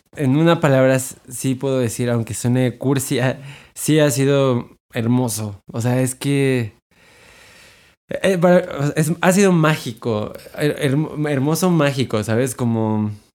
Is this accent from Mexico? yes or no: yes; Mexico; nosotros como mexicanos